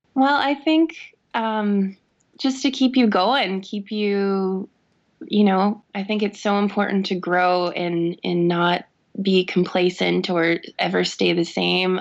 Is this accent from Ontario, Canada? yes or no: no; Saskatoon, Saskatchewan, Canada; I'm born and raised in Saskatoon.